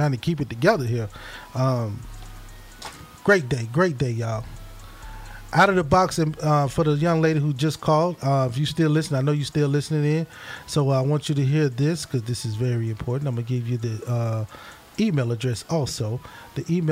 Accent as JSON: {"language": "English", "town": "Hattiesburg", "region": "Mississippi", "country": "United States", "tie": "born or raised there", "moved": "yes", "said": "Hattiesburg, Mississippi. Oh, that's my hometown"}